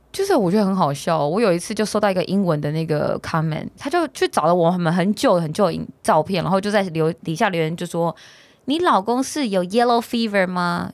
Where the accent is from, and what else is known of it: Taiwan